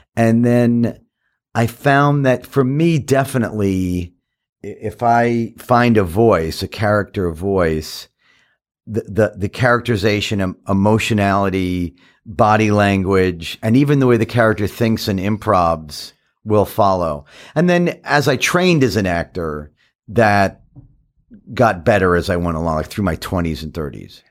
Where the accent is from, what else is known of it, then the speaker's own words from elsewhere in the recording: New York City, New York, United States; I grew up in Queens, in Forest Hills